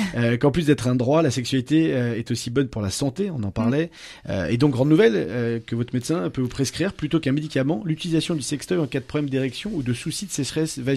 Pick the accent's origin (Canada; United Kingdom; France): United Kingdom; England; Ben, vous savez, moi je viens d'Angleterre, on dit lazo permis.